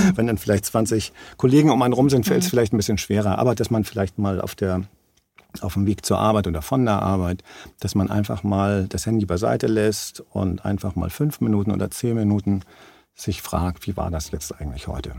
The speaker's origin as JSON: {"language": "German", "country": "Germany", "said": "bei uns in Deutschland"}